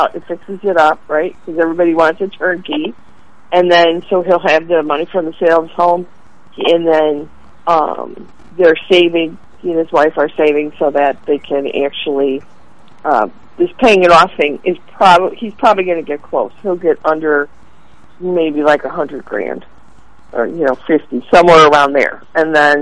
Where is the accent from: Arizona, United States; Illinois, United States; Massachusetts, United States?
Illinois, United States; Chicago; I'm from Chicago.